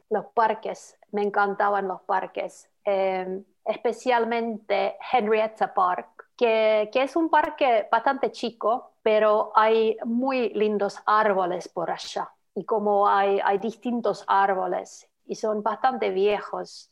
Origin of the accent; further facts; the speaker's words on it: Lapland, Finland; Spanish is a second language; moved away as an adult; also born or lived in Buenos Aires, Argentina; now in Bath, United Kingdom; yo vengo de Laponia, en Finlandia pero ahora yo llevo uh, ocho años viviendo en Inglaterra